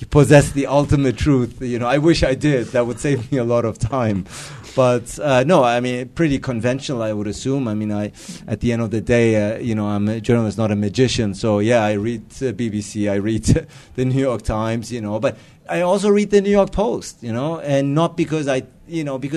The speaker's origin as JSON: {"language": "English", "region": "Hamburg", "country": "Germany", "tie": "born or raised there", "said": "Uh, I grew up in Hamburg, so so I played for them."}